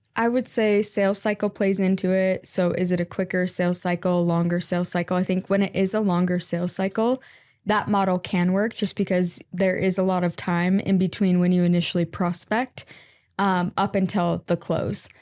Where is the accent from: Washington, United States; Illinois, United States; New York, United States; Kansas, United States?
Washington, United States; born or raised there; also born or lived in Utah